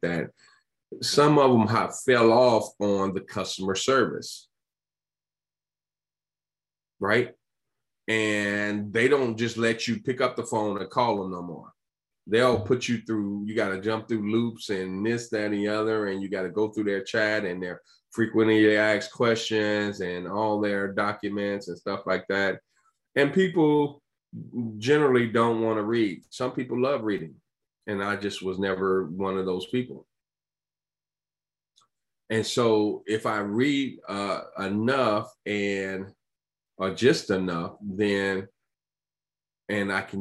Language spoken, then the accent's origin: English; Chicago, Illinois, United States; I'm from Chicago